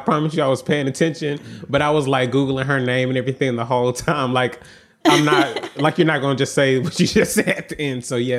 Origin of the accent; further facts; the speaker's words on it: United Kingdom; Growing up in Yoruba in the UK, we saw that marriage was a community event evolving a lot of traditional practices.